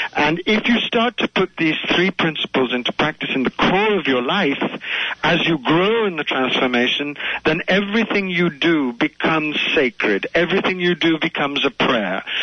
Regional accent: India; I also have a deep, deep connection to India because I was born in India

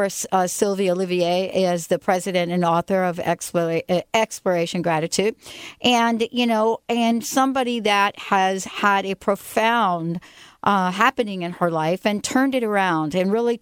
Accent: New Jersey, United States; moved away; my home state, the state of New Jersey

